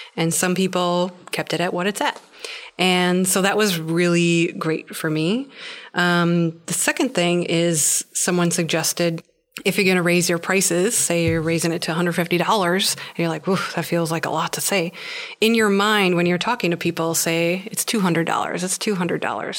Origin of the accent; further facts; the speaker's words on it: Wisconsin, United States; moved away; I've had the thought of going back to Wisconsin